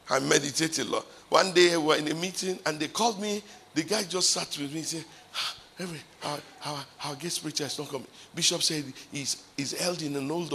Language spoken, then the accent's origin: English; Ibadan, Oyo, Nigeria; from Ibadan